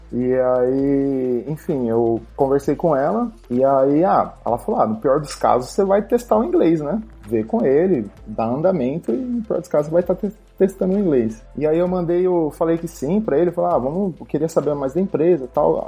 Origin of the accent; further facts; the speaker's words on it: Ribeirão Preto, São Paulo, Brazil; moved away as an adult; now in United Arab Emirates; eu sou natural de Ribeirão Preto, interior, pé vermelho